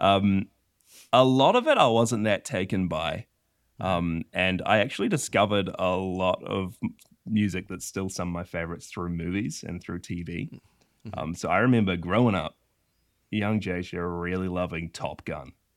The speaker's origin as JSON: {"language": "English", "town": "Whangarei", "region": "Northland", "country": "New Zealand", "tie": "born or raised there", "said": "I live in a little country called New Zealand, um, in a tiny little town called Whangarei and I've I've been here my whole life"}